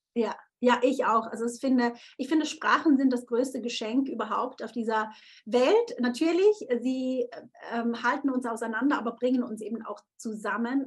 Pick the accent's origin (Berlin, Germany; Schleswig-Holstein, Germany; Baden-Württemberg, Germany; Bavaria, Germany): Baden-Württemberg, Germany; Konstanz; Konstanz ist ja wirklich da, wo ich aufgewachsen bin